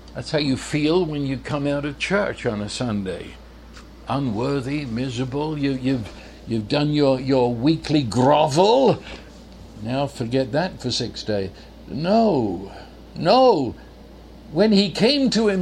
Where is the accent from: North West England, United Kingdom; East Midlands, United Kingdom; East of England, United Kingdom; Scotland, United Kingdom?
East of England, United Kingdom; St Albans; moved away; I was born in North London in England, a place called St. Albans